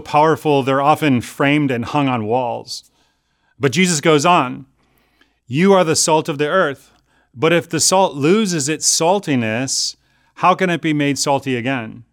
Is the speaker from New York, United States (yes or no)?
no; Chicago, Illinois, United States; now in California, United States; Growing up in Chicago